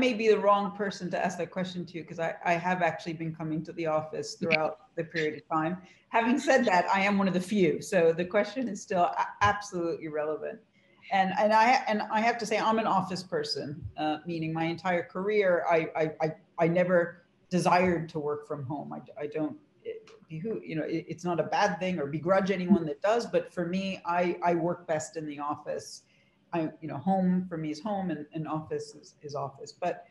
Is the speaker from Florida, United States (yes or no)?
no; Huntington, New York, United States; So I grew up in Huntington, New York, on Long Island. I try to do the accent now and then. Hopefully it's gone for the most part.